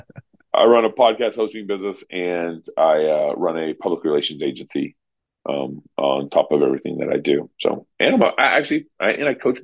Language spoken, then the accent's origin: English; Texas, United States; also born or lived in Oregon / California; now in Idaho, United States; I grew up in Texas, so I'm a Southern boy at heart.